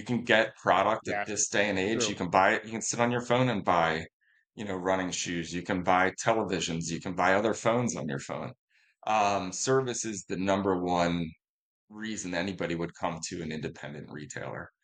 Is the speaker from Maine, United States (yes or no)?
no; North Wales, Pennsylvania, United States; sell running footwear in my hometown